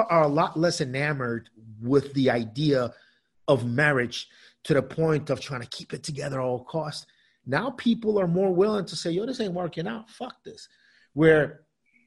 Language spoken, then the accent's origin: English; United States; also born or lived in South America; we moved to the States when I was nine years old